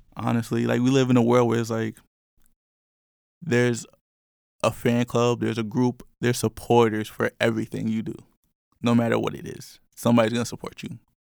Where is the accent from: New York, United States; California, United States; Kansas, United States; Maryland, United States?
New York, United States; I'm from New York.